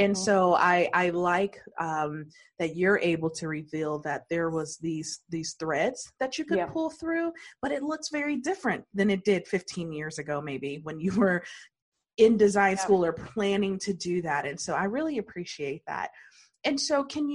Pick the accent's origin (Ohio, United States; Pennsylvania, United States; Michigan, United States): Michigan, United States; Detroit; I was born and raised in Detroit?